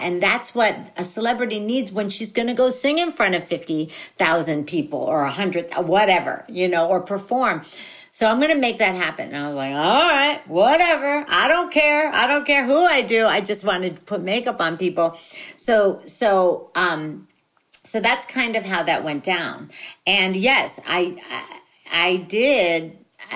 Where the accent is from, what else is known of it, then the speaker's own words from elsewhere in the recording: Philippines; being a Filipino